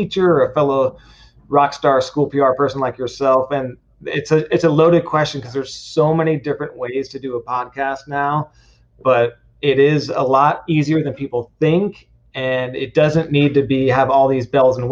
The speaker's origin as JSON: {"language": "English", "area": "San Francisco Bay Area", "region": "Northern California", "country": "United States", "tie": "born or raised there", "also_born_or_lived": "Santa Barbara", "said": "I grew up in the Bay Area, San Francisco Bay Area, Northern California"}